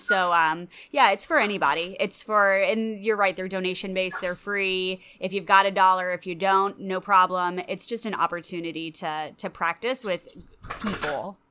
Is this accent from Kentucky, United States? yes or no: yes; Louisville, Kentucky, United States; moved away as an adult; also born or lived in Chicago / Florida; I grew up in Louisville